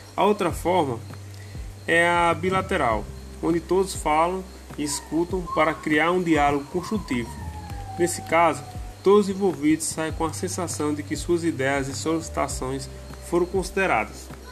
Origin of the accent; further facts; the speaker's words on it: Brazil; sou da cidade de São Luís do Peixe